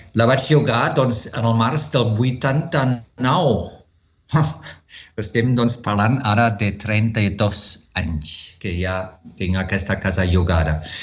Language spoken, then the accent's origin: Catalan; Wuppertal, North Rhine-Westphalia, Germany; Catalan is a second language; moved away as an adult; also born or lived in Marburg / southern Germany / United States / Barcelona; now in Spain; a partir dels 3 anys ja vaig viure a la meva ciutat natal dels meus pares, a Wuppertal, que és a prop de Colònia